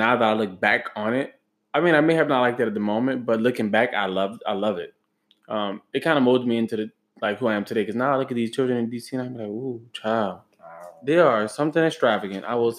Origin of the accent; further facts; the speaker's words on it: Grand Coteau, Louisiana, United States; Okay, I am from Grand Coteau, Louisiana.